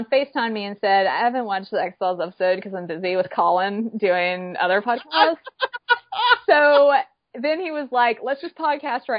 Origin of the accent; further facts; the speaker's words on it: Georgia, United States; The state that I was born in touches all three states that you just named